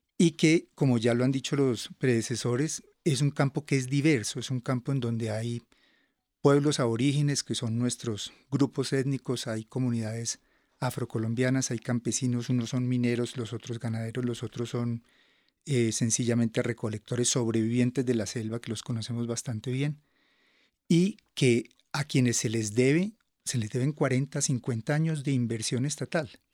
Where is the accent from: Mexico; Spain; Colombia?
Colombia; nosotros como colombianos y colombianas